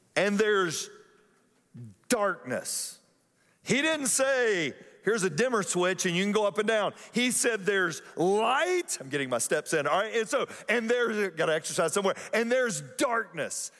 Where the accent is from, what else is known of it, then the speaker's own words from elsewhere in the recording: Atlanta, Georgia, United States; growing up in Atlanta, if you grew up in Atlanta in the nineteen eighties